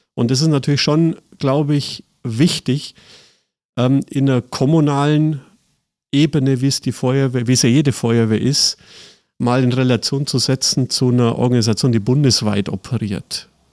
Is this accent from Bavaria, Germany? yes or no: yes; Seeg, Bavaria, Germany; moved away as an adult; also born or lived in Füssen; now in Cologne, Germany; tatsächlich aus Bayern, äh, südliches Allgäu, äh, geboren in Füssen, aufgewachsen in Seeg.